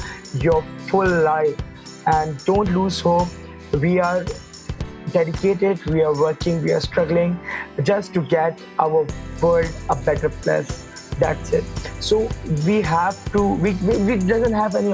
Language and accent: English; Karachi, Sindh, Pakistan; I'm from Pakistan. My city is Karachi. I was born here, brought up here.